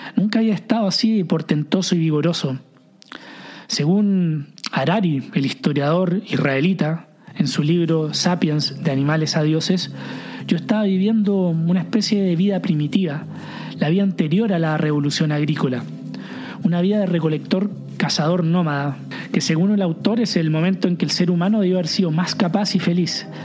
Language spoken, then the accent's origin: Spanish; Chile; moved away as an adult; also born or lived in Viña del Mar, Chile / south of France; cuando vine a Francia siendo chileno